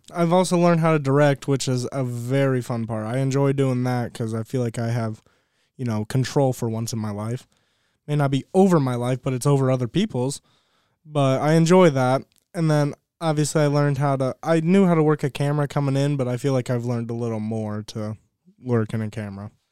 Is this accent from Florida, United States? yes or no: no; Ohio, United States; moved away; I'm from Ohio